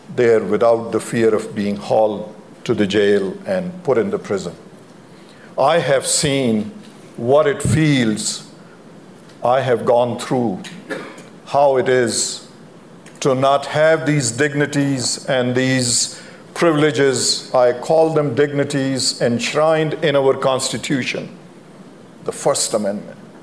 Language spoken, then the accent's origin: English; Pakistan; moved away as an adult; now in United States; I grew up in Pakistan.